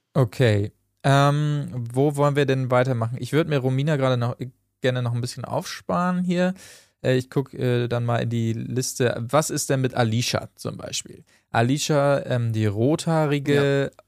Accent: Achim, Lower Saxony, Germany; moved away; Achim bei Bremen, da bin ich geboren worden, habe ansonsten allerdings keinen Bezug mehr zu Achim

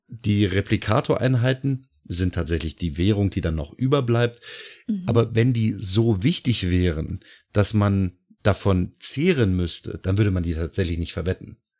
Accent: Lower Saxony, Germany; bei uns in Niedersachsen, also beziehungsweise in der Gegend, in der ich wohne, hieß es ganz häufig, ja, ich arbeite bei VW

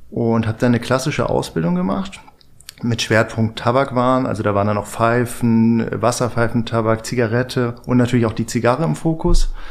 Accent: Northern Germany, Germany; now in Berlin, Germany; Ich lebe jetzt seit zehn Jahren

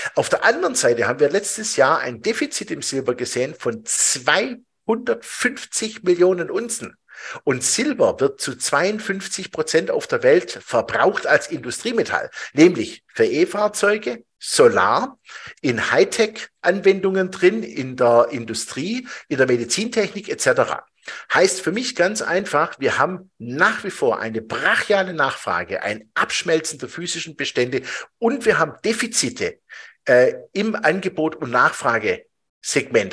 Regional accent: Switzerland; bei uns in der Schweiz

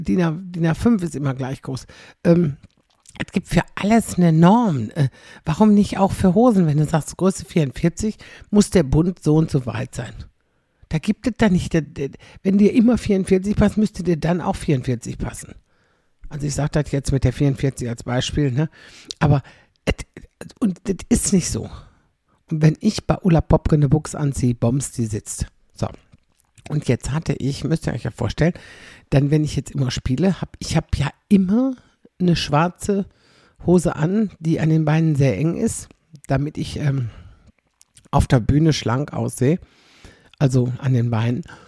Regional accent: Xanten, North Rhine-Westphalia, Germany; meine Heimatstadt

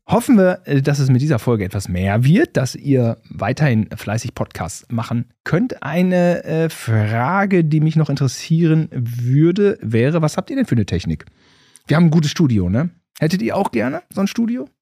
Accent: Gütersloh, North Rhine-Westphalia, Germany; wir Gütersloher

